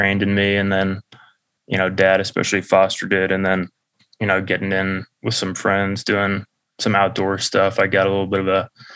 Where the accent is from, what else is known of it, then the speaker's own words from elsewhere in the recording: Atlanta, Georgia, United States; where Nick and I grew up in Atlanta